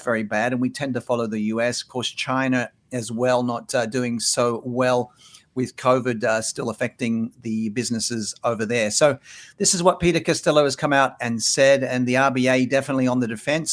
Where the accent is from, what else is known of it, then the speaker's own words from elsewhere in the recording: Sydney, New South Wales, Australia; also born or lived in Singapore; now in Brisbane, Australia; Sydney, my hometown. I now live in Brisbane